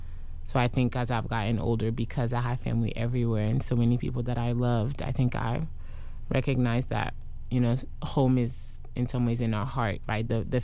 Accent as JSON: {"language": "English", "town": "Durham", "region": "North Carolina", "country": "United States", "said": "And when I'm like, I'm from Durham, they're like, no. Where are you really from? Like, North Carolina?"}